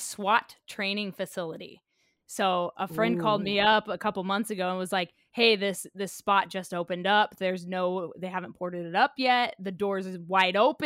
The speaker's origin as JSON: {"language": "English", "region": "Oklahoma", "country": "United States", "tie": "born or raised there", "said": "as a kid growing up in Oklahoma, my brothers and I used to go out in the woods behind our neighborhood"}